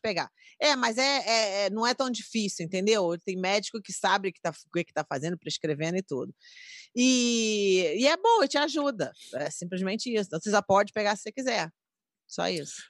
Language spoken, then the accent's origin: Portuguese; Rio de Janeiro, Brazil; Sou do Rio de Janeiro